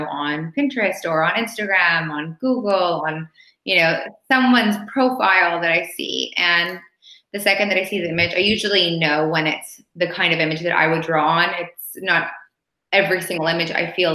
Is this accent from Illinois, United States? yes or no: no; Los Angeles, California, United States; now in Paris, France; I'm originally from Los Angeles.